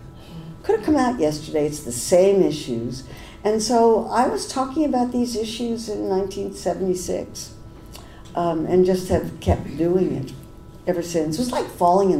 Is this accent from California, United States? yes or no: yes; Berkeley, California, United States; I didn't really understand the difference between Democrats and Republicans because I came from Berkeley and we thought they were all the same.